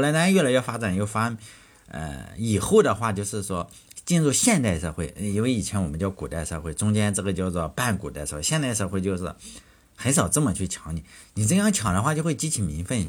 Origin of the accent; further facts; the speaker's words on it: Shandong, China; 我老家是山东